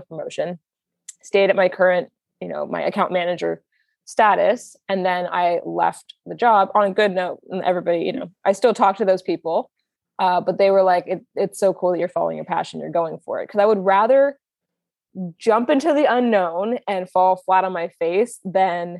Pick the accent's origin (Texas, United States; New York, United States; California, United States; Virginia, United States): California, United States; Manhattan Beach; I'm from Manhattan Beach, California, which is just a little bit south of LAX